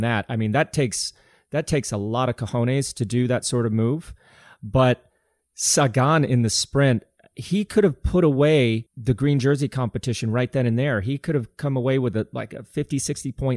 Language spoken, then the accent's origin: English; Colorado, United States; growing up in Colorado